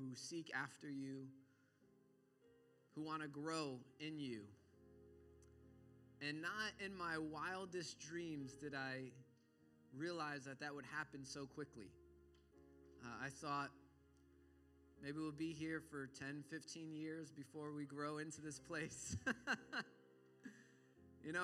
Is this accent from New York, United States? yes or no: yes; New York, United States; Growing up in New York